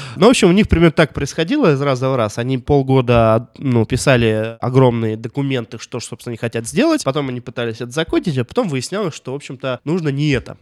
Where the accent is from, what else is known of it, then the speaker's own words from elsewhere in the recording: Russia; мой родной город Томск всего 300 лет существует